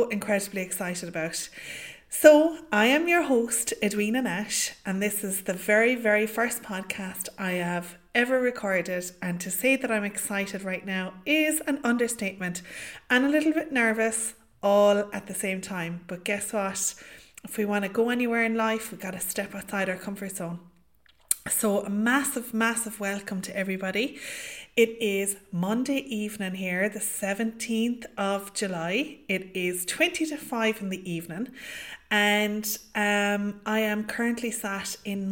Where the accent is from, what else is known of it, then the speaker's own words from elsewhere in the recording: County Limerick, Munster, Ireland; I am from County Limerick here in Ireland.